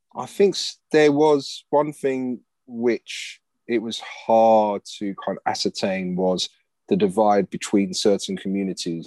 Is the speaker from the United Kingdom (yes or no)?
yes; London, United Kingdom; also born or lived in Cricklewood, London; I grew up in Gospel Oak, and then I um, moved to Cricklewood